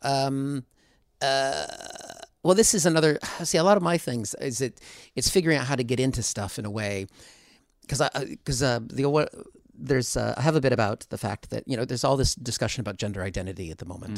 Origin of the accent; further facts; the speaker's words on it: United States; moved away as an adult; I'm from America, but I've been here for twenty-two years